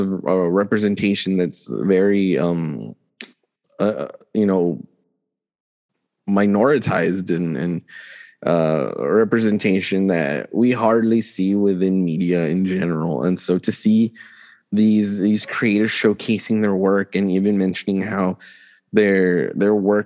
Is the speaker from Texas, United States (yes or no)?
yes; El Paso, Texas, United States; my hometown area of El Paso